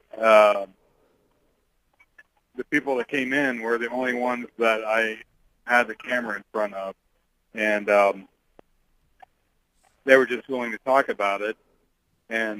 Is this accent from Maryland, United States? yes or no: no; Statesville, Ohio, United States; moved away; my hometown of Statesville, Ohio, where I grew up